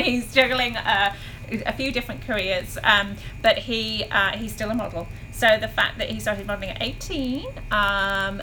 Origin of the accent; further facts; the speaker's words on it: Wolverhampton, West Midlands, United Kingdom; moved away as an adult; also born or lived in Wales / Hong Kong; now in United States; So we are both British, and we met in Wolverhampton. So if anyone knows England at all, it's a tiny town. It's I guess I could be rude about it and say that it's not really the nicest town in the world, but it's where we met, and it's where we were both born.